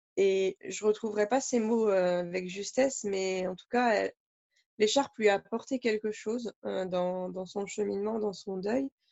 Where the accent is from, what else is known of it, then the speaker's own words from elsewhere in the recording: France; chez nous en France